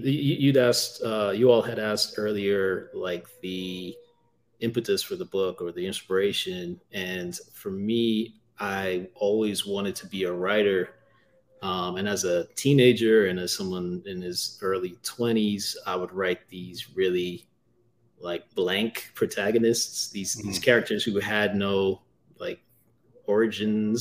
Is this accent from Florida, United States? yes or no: yes; Florida, United States; moved away; I grew up in Florida, and I always have to watch myself for crapping on Florida too much because I am from there